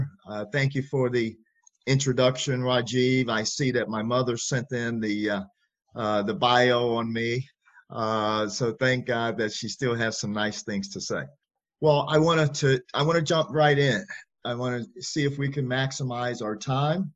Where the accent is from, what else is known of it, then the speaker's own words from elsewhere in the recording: Chicago, Illinois, United States; also born or lived in Champaign-Urbana, Illinois; I'm from Chicago, Illinois. Here in America is hometown for me